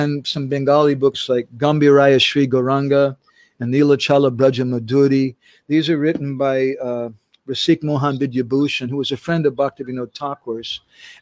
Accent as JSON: {"language": "English", "country": "United States", "tie": "born or raised there", "moved": "as an adult", "lives_now": "India", "said": "I was born and raised in America"}